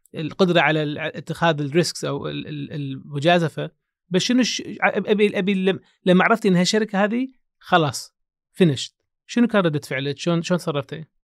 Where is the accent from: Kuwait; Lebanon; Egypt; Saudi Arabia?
Kuwait; انا اعرف من الكويت